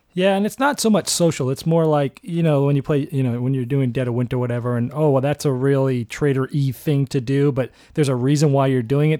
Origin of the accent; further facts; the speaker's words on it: Boston, Massachusetts, United States; I grew up in Boston